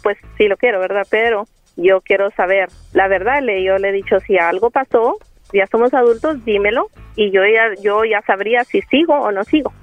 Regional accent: Coahuila, Mexico; now in San Antonio, United States

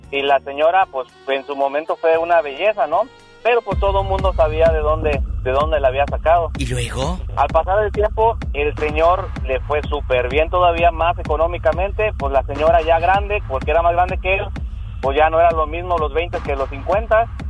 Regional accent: San Francisco del Rincón, Guanajuato, Mexico; allá de donde soy yo, de mi mero San Pancho.

